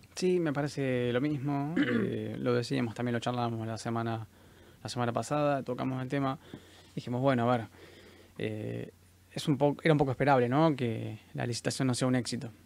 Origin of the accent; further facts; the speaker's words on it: Argentina; Estamos acostumbrados como, como argentinos a ganar en pesos